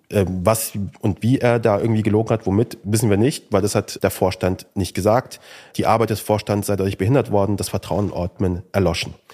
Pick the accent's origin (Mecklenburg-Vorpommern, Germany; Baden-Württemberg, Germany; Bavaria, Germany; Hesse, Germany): Hesse, Germany; Kassel; Ich bin in Kassel aufgewachsen